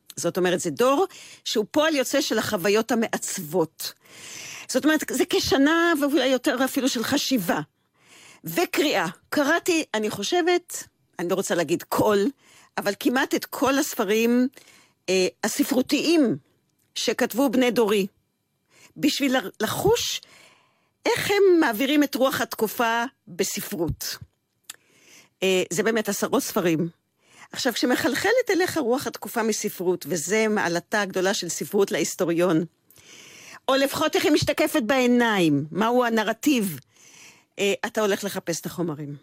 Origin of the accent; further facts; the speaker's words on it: Israel; לגדול כצבר גאה